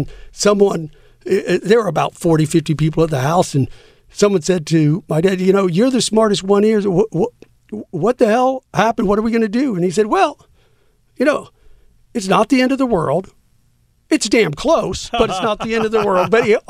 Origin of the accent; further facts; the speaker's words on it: San Antonio, Texas, United States; Well, I was in New York, but I was from Texas.